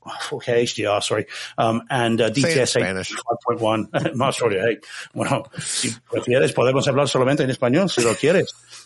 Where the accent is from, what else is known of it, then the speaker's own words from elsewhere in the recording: New Zealand; now in United Kingdom; Someone said, I've got a fake Australian accent. I said, well, that's pretty good. I'm a New Zealander.